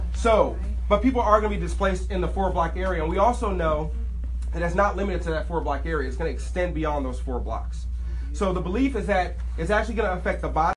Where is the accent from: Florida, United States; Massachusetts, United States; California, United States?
California, United States; Inglewood; I am from Inglewood, raised in this community, graduated from Morningside High School